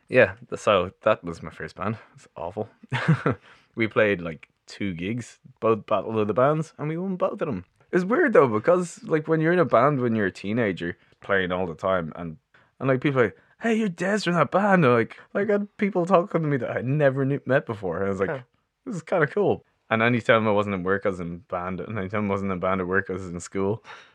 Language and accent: English; Artane, Leinster, Ireland; I was born in Beaumont, well, Artane. I lived there until I was like 28, and then I moved in with Jacob from the band.